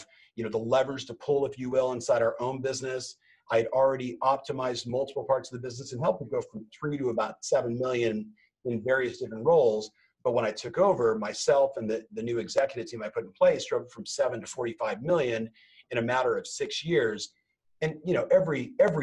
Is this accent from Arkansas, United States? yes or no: no; Southern California, United States; also born or lived in Huntington Beach; Born and raised in Southern California